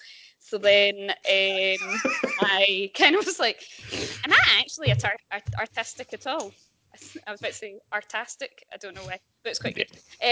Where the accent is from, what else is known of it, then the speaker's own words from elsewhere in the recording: Ayrshire, Scotland, United Kingdom; accent: Glasgow; moved away as an adult; also born or lived in Edinburgh; now in Glasgow, United Kingdom; So I am originally from Ayrshire. So that's west coast of Scotland, for anyone who doesn't know. I then went to uni in Edinburgh, where I studied painting